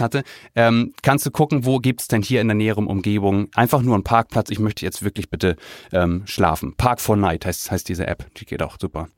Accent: Kiel, Schleswig-Holstein, Germany; ich bin in, in Kiel groß geworden

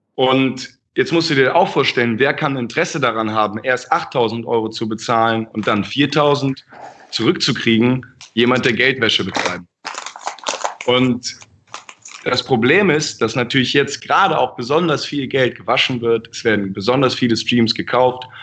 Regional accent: Germany; ich bin ja Deutscher

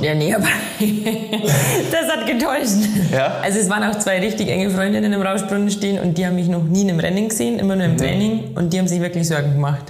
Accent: Inzell, Bavaria, Germany; moved away as an adult; now in Innsbruck, Austria; ich komme aus Inzel im Chiemgau und lebe aktuell in Innsbruck in Tirol

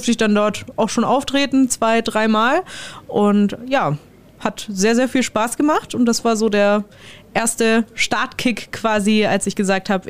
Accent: Steißlingen, Baden-Württemberg, Germany; das ist ähm, in meinem Heimatdorf, also in Steißlingen

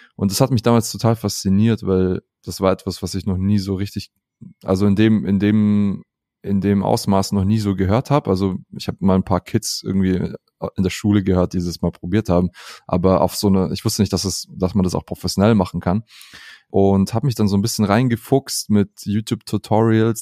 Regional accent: Southern Germany, Germany; Ich bin aber in, äh, im Süden geboren, äh, in Süddeutschland.

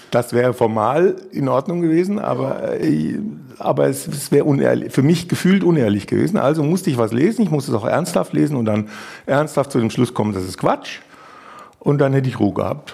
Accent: Munich, Bavaria, Germany; ich komme ja aus München

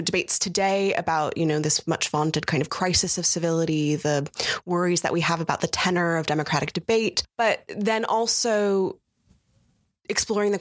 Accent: United States; growing up in the United States

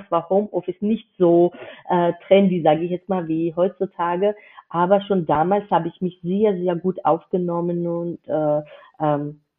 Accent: Georgia; German is a second language; now in Germany; dass ich keine Muttersprachlerin bin. Ich komme aus Georgien ursprünglich

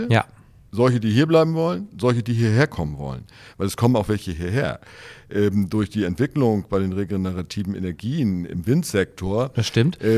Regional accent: Löwenstedt, Schleswig-Holstein, Germany; ich komme ja aus Löwenstedt, da war das kein Problem, die Anschlussquote zu erreichen.

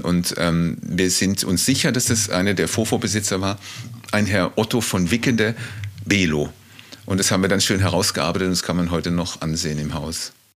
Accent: Freiburg, Baden-Württemberg, Germany; also born or lived in Mannheim / Berlin; now in Below, Germany; Ursprünglich geboren bin ich auch in Mannheim in einer Großstadt, dann in Freiburg aufgewachsen

